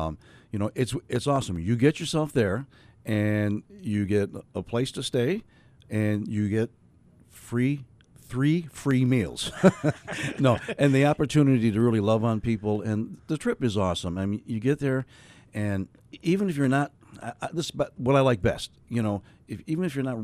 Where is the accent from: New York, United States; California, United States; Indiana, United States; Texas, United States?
New York, United States; I'm from New York